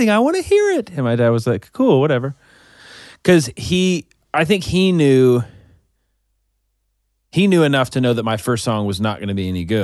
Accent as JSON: {"language": "English", "region": "Arkansas", "country": "United States", "tie": "born or raised there", "also_born_or_lived": "Oklahoma", "said": "and I moved to Arkansas when I was five. But I grew up in in Arkansas."}